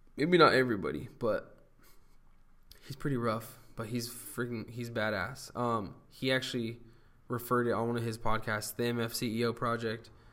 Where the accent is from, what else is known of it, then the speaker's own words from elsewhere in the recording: Huntington Beach, California, United States; now in Long Beach, United States; born and raised in Huntington Beach, California. I now live in Belmont Shore, which is uh, the nicest, nicer part of Long Beach